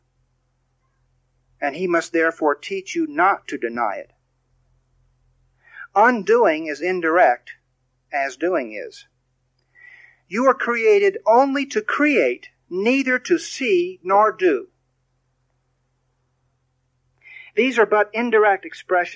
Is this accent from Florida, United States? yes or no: no; Texas, United States; I'm from Texas